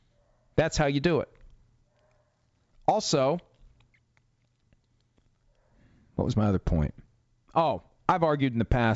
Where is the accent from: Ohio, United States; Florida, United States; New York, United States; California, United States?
Florida, United States; I grew up in Florida. I don't want to live in Seattle.